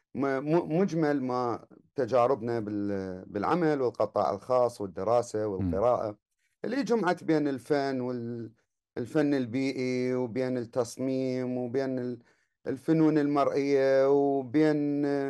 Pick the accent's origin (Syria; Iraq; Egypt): Iraq; Baghdad, Baghdad Governorate; الولادة كانت في آه، آه، في الكرادة الشرقية